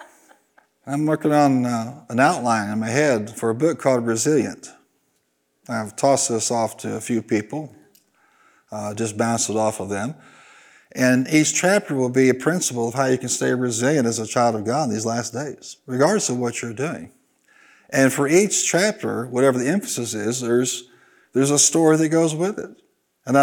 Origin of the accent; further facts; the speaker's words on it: Carbondale, Illinois, United States; in Carbondale where I was raised